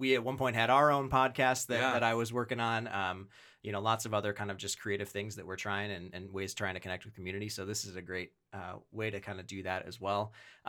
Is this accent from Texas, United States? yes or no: no; Wisconsin, United States; now in Rochester, United States; I have now lived in Rochester for about 10 years. I grew up in Wisconsin.